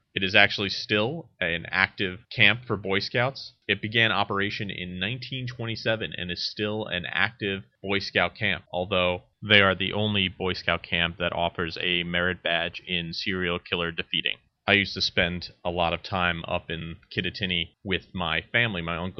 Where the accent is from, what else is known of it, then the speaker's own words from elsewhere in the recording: New Jersey, United States; my home state of New Jersey.